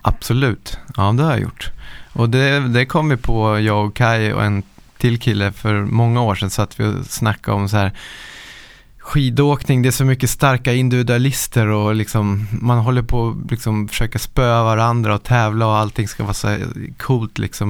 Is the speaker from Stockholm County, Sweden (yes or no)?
yes; Nacka, Stockholm County, Sweden; Jag är uppvuxen i Nacka utanför Stockholm